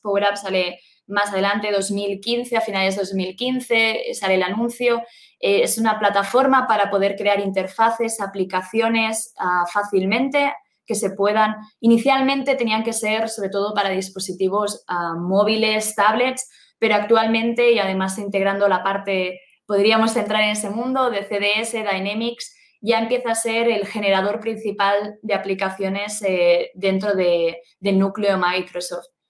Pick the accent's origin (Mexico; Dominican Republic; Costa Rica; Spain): Spain; also born or lived in Germany; vengo de España, vivo actualmente en España